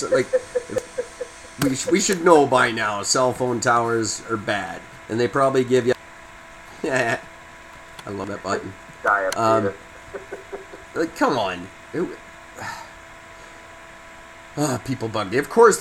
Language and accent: English; Canada